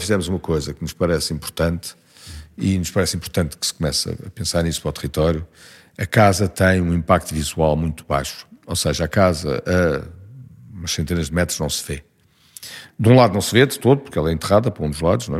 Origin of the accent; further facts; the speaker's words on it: Lisbon, Portugal; tudo se diz Lisboa. Estudei, vivo, é trabalhei